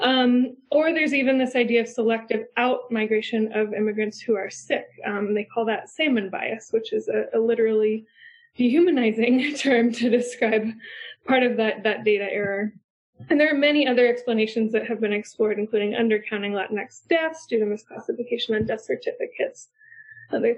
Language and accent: English; Iowa, United States; my home state of Iowa